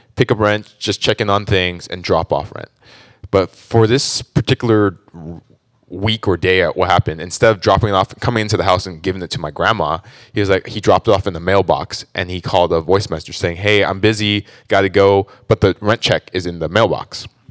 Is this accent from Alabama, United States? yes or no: no; Orange County, California, United States; born and raised in Orange County, actually.